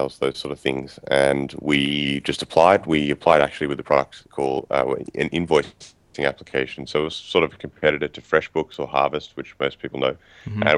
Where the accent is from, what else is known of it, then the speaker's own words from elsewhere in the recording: Sydney, New South Wales, Australia; I am from Sydney, Australia. So still live here now. I've lived here most of my life.